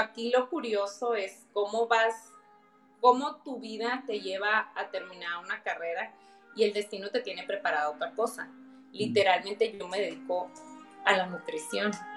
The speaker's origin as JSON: {"language": "Spanish", "town": "Mexicali", "region": "Baja California", "country": "Mexico", "said": "soy de Mexicali"}